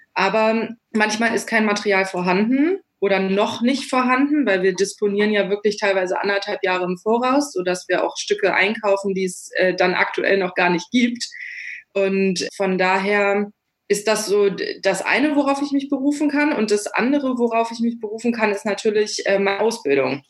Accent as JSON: {"language": "German", "town": "Wolfsburg", "region": "Lower Saxony", "country": "Germany", "tie": "born or raised there", "said": "ich komme ursprünglich aus, auch aus Wolfsburg. Ich bin hier aufgewachsen"}